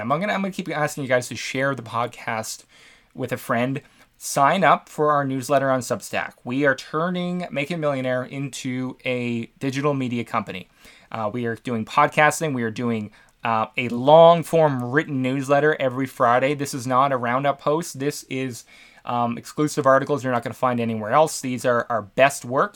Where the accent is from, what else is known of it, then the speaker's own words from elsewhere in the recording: Canada; I'm from Canada